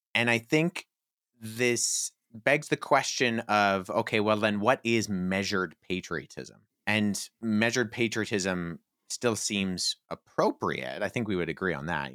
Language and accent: English; Canada; myself, whose Canadian heritage goes back to the eighteenth century